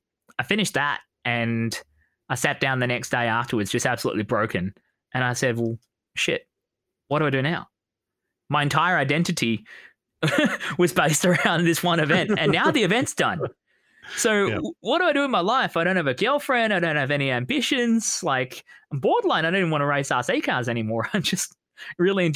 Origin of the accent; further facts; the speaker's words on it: Australia; I'm Australian.